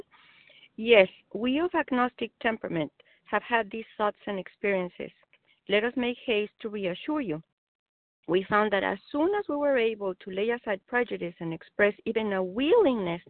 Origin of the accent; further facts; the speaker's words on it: Mexico; English is a second language; moved away; I'm a Mexican immigrant